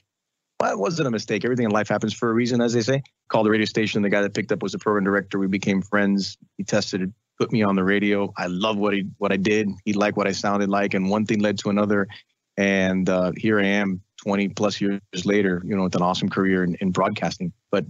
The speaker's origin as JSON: {"language": "English", "town": "Miami", "region": "Florida", "country": "United States", "tie": "born or raised there"}